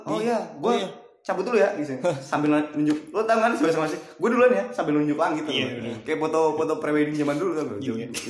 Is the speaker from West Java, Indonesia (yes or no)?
yes; Bekasi, West Java, Indonesia; Walaupun kita orang Bekasi, ya udahlah